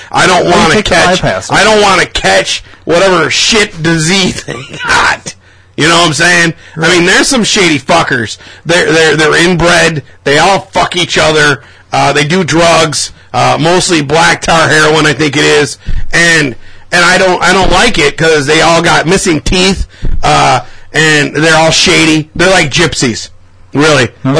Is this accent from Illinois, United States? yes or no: yes; Rockford, Illinois, United States; That looks bad upon me, because I'm from Rockford. I live in Rockford in my parents' basement.